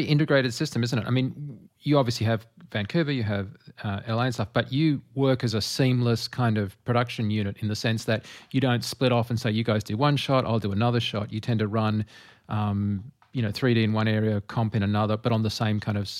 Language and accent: English; Australia; accent: Australian; It's an Australian accent problem.